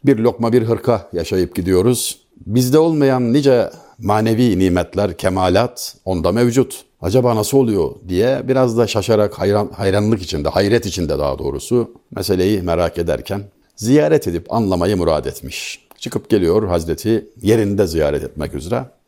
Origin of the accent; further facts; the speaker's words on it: Denizli, Turkey; moved away; memleketim olan Denizli'den